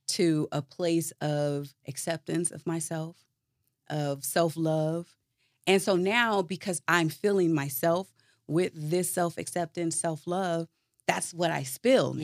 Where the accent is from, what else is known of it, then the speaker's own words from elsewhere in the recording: Chicago, Illinois, United States; moved away as an adult; now in Atlanta, United States; I was originally born and raised in Chicago